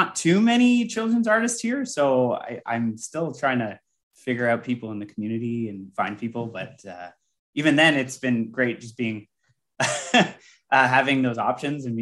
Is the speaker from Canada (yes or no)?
yes; Canada; I'm Canadian